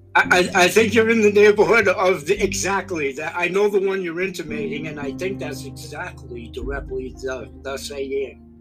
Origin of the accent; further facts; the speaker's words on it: Maine, United States; we Mainers